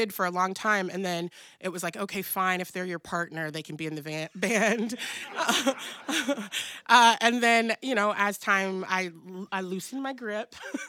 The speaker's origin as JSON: {"language": "English", "region": "Pacific Northwest", "country": "United States", "tie": "born or raised there", "also_born_or_lived": "South", "said": "I'm from the Pacific Northwest, I was born in the South, but like I grew up here, and we're a different kind of breed, you know?"}